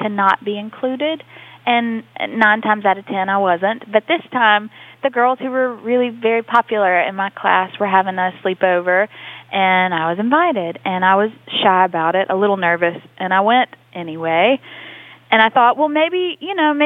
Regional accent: Mississippi, United States; Mississippi, it's a special place

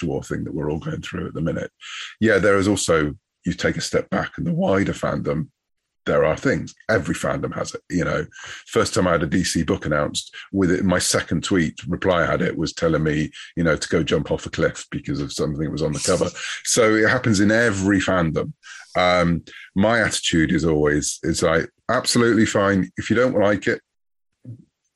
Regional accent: United Kingdom; I'm British

